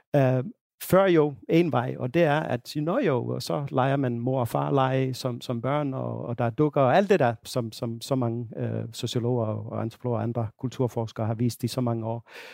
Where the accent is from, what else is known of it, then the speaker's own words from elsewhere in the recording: Finland; now in Denmark; Finland, hvor jeg, hvor jeg kommer fra